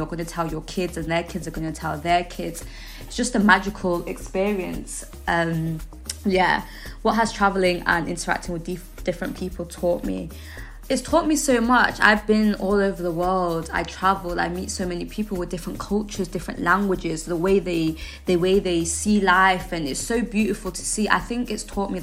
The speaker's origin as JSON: {"language": "English", "region": "England", "country": "United Kingdom", "tie": "born or raised there", "also_born_or_lived": "Zimbabwe", "said": "I grew up in the United Kingdom. I left Zimbabwe when I was approximately 3 years old, and I've lived in the UK ever since."}